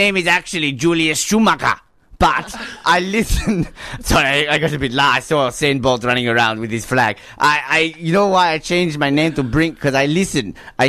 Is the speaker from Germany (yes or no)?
yes; Germany; English is a second language; I'm from Germany, what do you think?